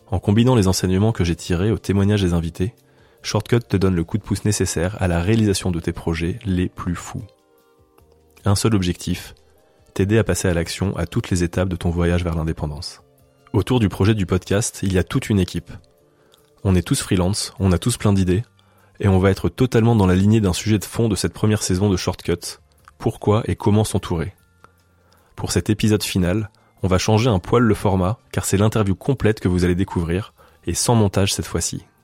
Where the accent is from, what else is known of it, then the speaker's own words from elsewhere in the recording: Lyon, Auvergne-Rhône-Alpes, France; Moi, je viens de Lyon, c'était pas très loin.